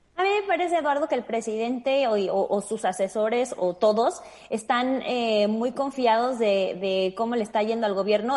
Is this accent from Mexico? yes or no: yes; Mexico; como mexicanos ya estamos acostumbrados